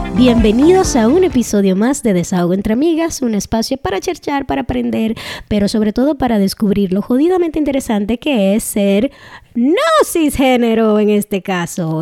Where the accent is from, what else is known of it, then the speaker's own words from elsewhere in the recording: Dominican Republic; first language Spanish; now in Canada; En el grupo de dominicanos yo soy mayoría porque soy una mujer dominicana. Aquí en Canadá yo soy minoría porque soy inmigrante.